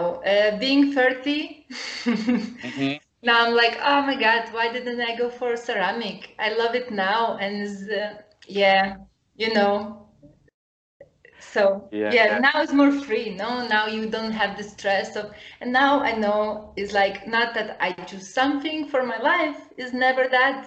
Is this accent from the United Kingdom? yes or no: no; Lithuania; now in Porto, Portugal; So I grew up in Lithuania. And I grew up in the middle of nowhere, in nature.